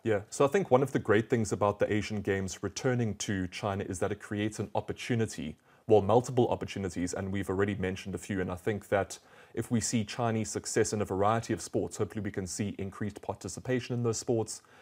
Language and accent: English; South Africa; I'm from South Africa